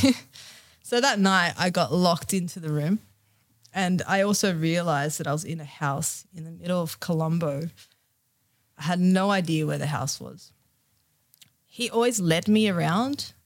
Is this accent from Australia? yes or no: yes; Australia; being here and being in Australia, being Australian, and yeah, it's it's a great country